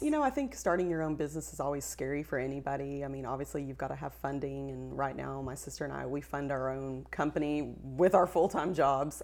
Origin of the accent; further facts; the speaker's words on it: West Texas, United States; we're from West Texas